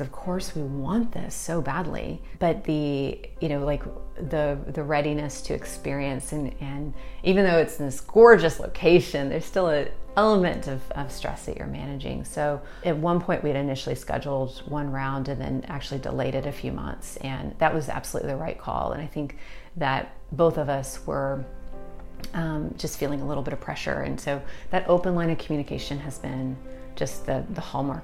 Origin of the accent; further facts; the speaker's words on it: Austin, Texas, United States; I'm from Austin, Texas